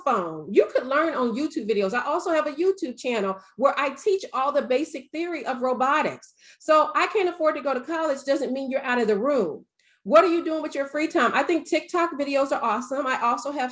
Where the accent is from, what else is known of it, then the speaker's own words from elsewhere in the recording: the South, United States; I'm from the South